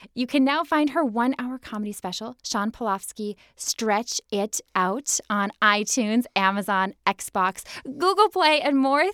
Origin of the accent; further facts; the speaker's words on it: Minnesota, United States; growing up in Minnesota